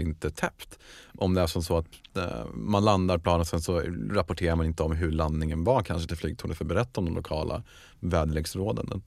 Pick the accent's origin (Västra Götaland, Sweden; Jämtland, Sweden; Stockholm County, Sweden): Stockholm County, Sweden; Stockholm; jag själv är född och uppväxt i Bromma